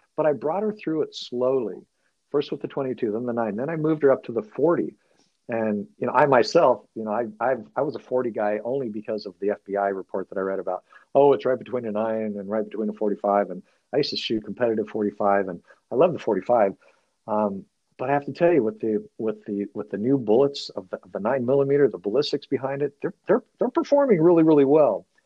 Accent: California, United States; being a Californian

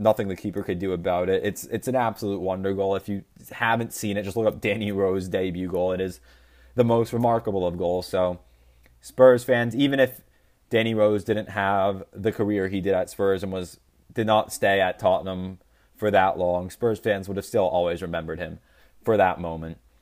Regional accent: United States; I'm American.

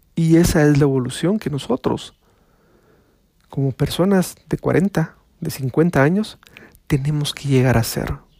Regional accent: Guatemala; Les estoy hablando de mi país, les estoy hablando de Guatemala

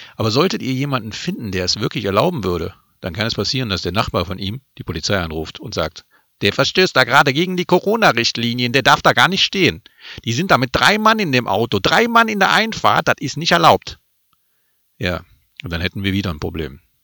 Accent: Germany; für mich als Deutscher in Deutschland

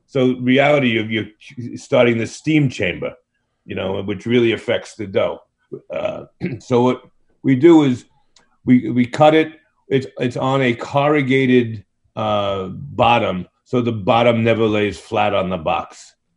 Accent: New York City, New York, United States; growing up in Brooklyn, pizza has always been a passion

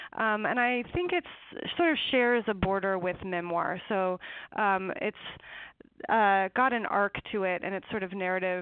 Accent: eastern Washington, United States; it's in eastern Washington, in a canyon by the Snake River.

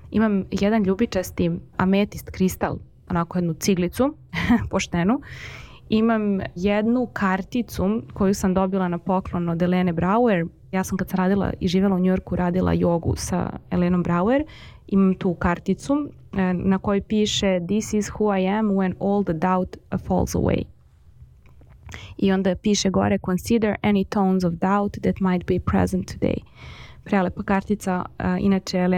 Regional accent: Belgrade, Serbia; kad sam bila mala kristali nisu postojali u Beogradu

